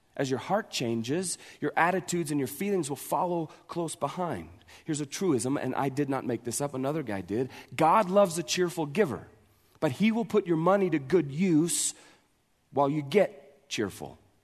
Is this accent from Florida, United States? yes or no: no; Montana, United States; we're from Montana